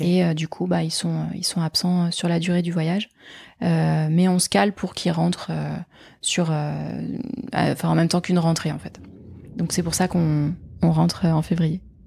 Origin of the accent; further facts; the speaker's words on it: Nantes, Pays de la Loire, France; also born or lived in Paris; now in Gironde, France; je suis nantaise